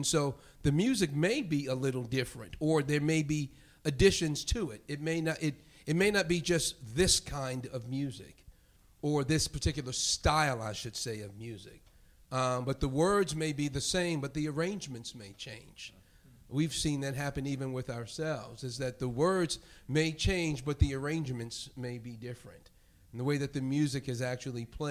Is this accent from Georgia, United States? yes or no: no; New York City, New York, United States; moved away; also born or lived in Europe; growing up in New York, the minority in that most of the people in my church were from the Caribbean. My parents were from the rural South